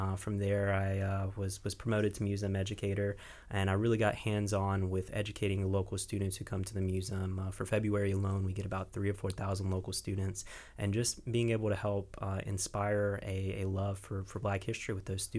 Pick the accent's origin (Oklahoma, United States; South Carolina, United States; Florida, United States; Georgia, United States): Georgia, United States; Valdosta; I'm originally from Valdosta